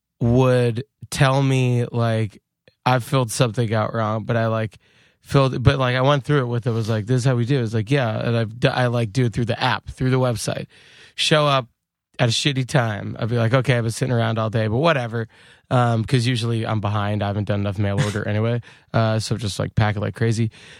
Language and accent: English; Long Island, New York, United States; Yeah, and I'm from Long Island, which like Jersey, lots of diners.